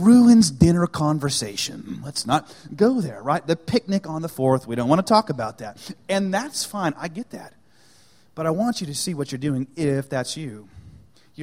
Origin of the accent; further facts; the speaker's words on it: United States; I'm an American.